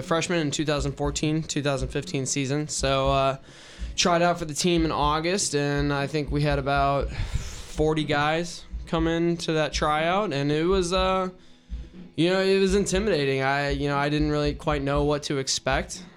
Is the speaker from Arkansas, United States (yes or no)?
no; Raleigh, North Carolina, United States; also born or lived in Richmond, Virginia; growing up in Raleigh, I was a big N C State fan